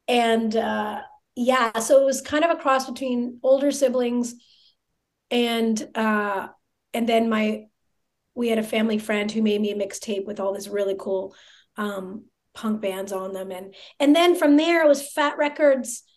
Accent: a suburb of Toronto, Ontario, Canada; moved away as an adult; also born or lived in Montreal, Canada; now in Las Vegas, United States; I was born in Montreal, but I was put up for adoption immediately. And then I went to live in a little suburb of Toronto

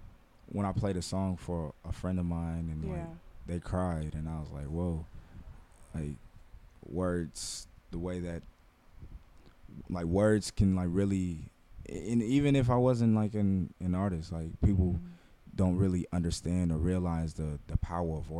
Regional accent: Los Angeles, California, United States; I grew up in the Crenshaw District

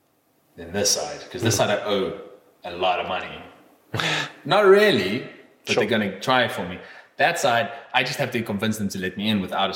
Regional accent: England, United Kingdom; album that he played for me because I'm English.

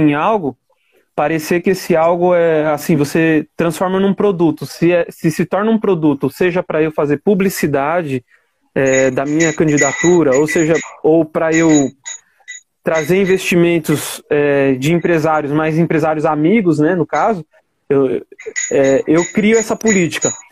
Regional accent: São Paulo, Brazil; eu sou aqui da periferia do Itaim Paulista, da periferia de São Paulo, no Itaim Paulista

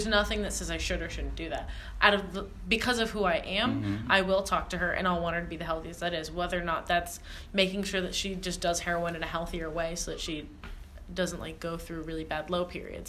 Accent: Canada; I'm from Canada.

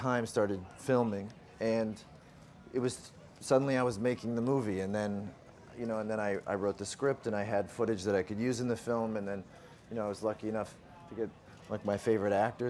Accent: Canada; I'm from Canada

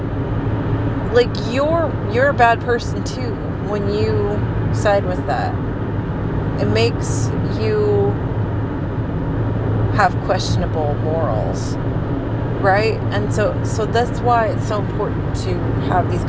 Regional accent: Texas, United States; also born or lived in Port Isabel, Texas / Lockhart, Texas / Houston, Texas / Austin, Texas; I grew up in Texas, and I've lived here my whole life

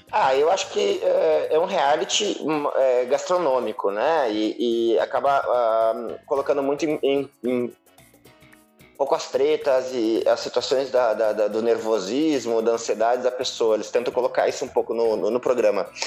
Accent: Rio Grande do Sul, Brazil; sou gaúcho

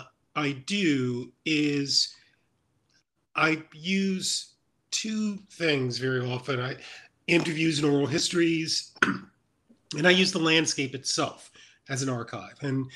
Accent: Mississippi, United States; My first book ever is a long time is a memoir of my growing up in Mississippi

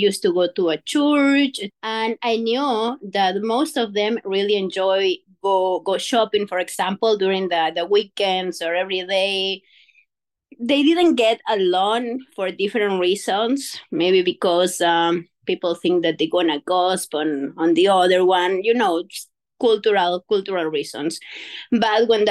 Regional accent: Quito, Pichincha, Ecuador; now in Manitoba, Canada; I'm from Quito, Ecuador

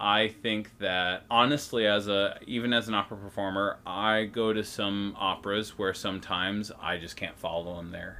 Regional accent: Edina, Minnesota, United States; I grew up in Edina, Minnesota. It's a suburb of Minneapolis

